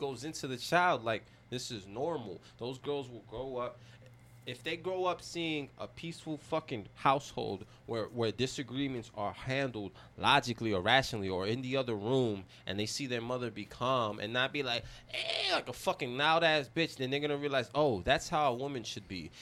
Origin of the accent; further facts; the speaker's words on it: New York City, New York, United States; I'm half Chinese, but I grew up in the Bronx